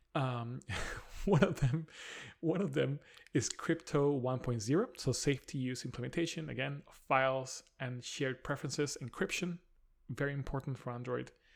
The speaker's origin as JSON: {"language": "English", "country": "Spain", "moved": "yes", "lives_now": "London, United Kingdom", "said": "Spain, which is my home country"}